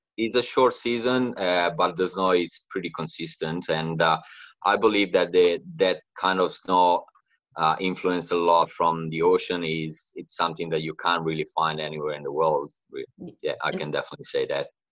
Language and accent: English; Italy; moved away as an adult; now in Australia; I moved to Australia like eight years ago, and uh, I'm from Italy, uh, the Italian side of the Alps.